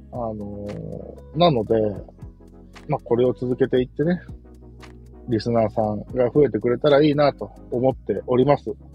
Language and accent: Japanese; Kansai, Japan; accent: Kansai dialect; also born or lived in Nagoya; 僕関西人なので、これが関西弁なのか